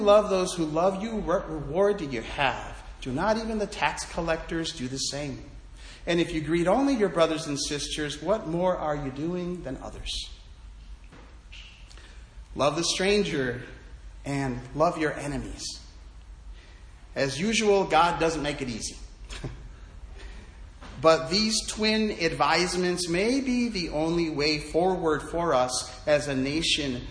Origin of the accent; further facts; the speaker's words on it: United States; Being American is a real privilege.